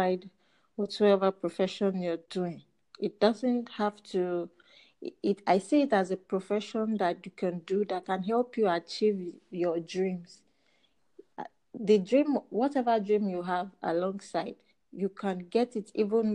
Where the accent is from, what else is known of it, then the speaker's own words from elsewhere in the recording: Nigeria; from Nigeria.